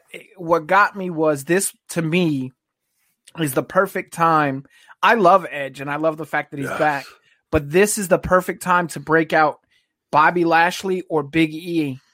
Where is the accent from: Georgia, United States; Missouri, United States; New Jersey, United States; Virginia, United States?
Virginia, United States; now in Texas, United States; So I grew up in Virginia